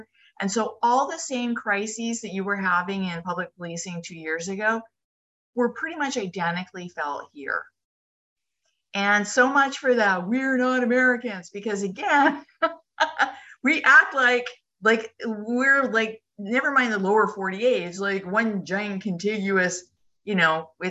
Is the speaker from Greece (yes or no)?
no; Canada